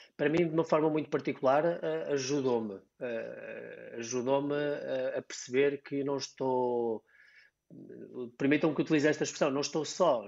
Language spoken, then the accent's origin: Portuguese; Diocese of Coimbra, Centro, Portugal; aqui na, na Diocese de Coimbra, de onde sou uh, da minha origem